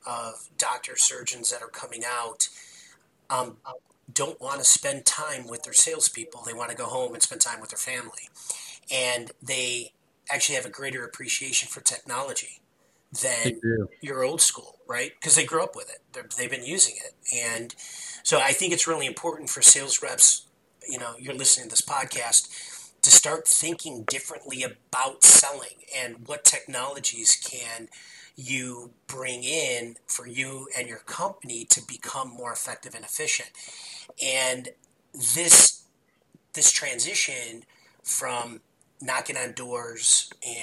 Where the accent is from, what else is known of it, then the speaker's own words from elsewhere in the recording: Chicago, Illinois, United States; I'm from Chicago. You can tell by my voice